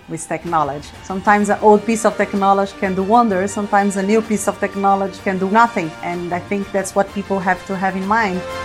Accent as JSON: {"language": "English", "country": "Brazil", "tie": "born or raised there", "also_born_or_lived": "United States", "moved": "as an adult", "lives_now": "London, United Kingdom", "said": "I am, probably you can tell from my accent, Brazilian and Italian, born and raised in Brazil"}